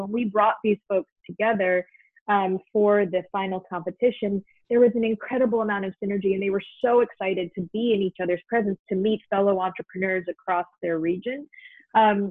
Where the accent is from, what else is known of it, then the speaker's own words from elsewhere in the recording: New York City, New York, United States; So I grew up in New York City, and I grew up in a family that loved to travel